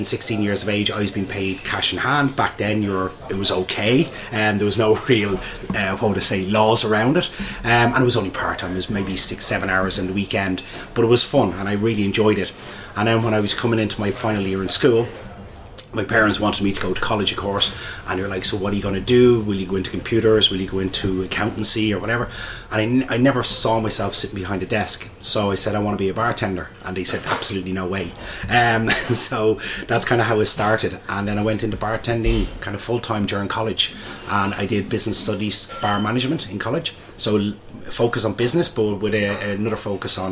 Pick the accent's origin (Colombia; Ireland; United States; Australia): Ireland; Dublin, Leinster; So I'm from Dublin, born and bred in Dublin. Grew up in a small area outside of Dublin city centre called Talla